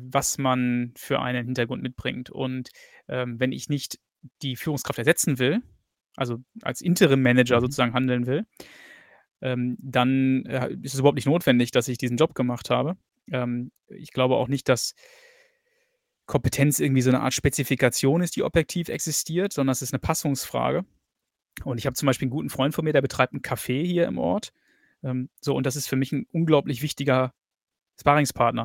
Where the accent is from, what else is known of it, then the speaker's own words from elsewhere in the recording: Germany; moved away as an adult; now in England; habe zwar mein ganzes Leben lang in Deutschland gelebt, bis vor fünf Jahren.